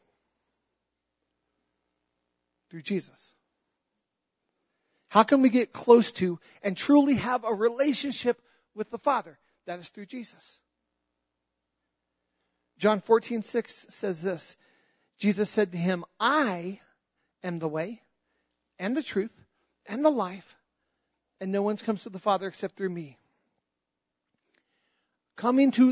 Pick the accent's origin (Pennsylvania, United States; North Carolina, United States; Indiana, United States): North Carolina, United States; I was born in North Carolina